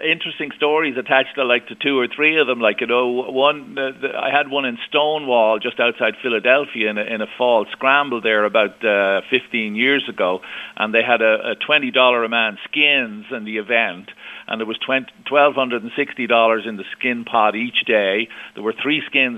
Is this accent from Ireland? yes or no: yes; Ireland; also born or lived in Scottsdale, Arizona (winters); I'm from Ireland. I pay my taxes in Ireland